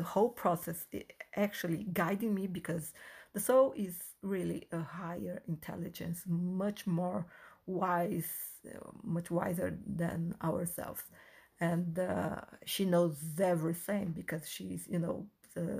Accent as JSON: {"language": "English", "country": "Brazil", "tie": "born or raised there", "first_language": "Portuguese", "second_language": "English", "said": "I am half Brazilian, half Chinese, and I was born and raised in Brazil. So Portuguese is my first language."}